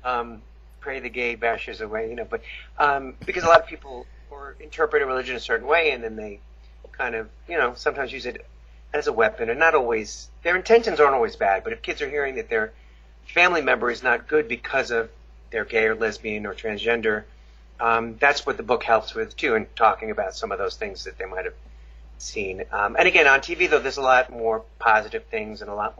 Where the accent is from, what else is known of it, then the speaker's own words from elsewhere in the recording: Long Island, New York, United States; I grew up in Long Island, New York